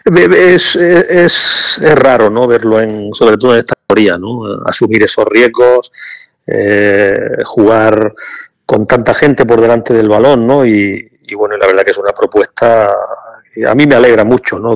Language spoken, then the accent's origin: Spanish; Granada, Andalusia, Spain; Yo soy de aquí de Granada